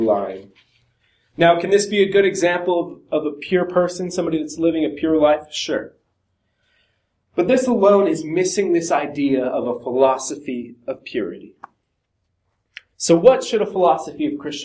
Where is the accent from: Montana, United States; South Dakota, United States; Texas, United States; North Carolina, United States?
Montana, United States; I'm from Montana